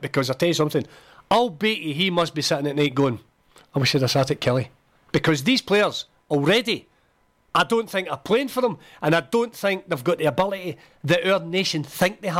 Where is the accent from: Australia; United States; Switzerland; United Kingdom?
United Kingdom; Scotland; I'm still a Scottish fan. I'm a Rangers fan, but I'm a Scottish fan. I want my country to do well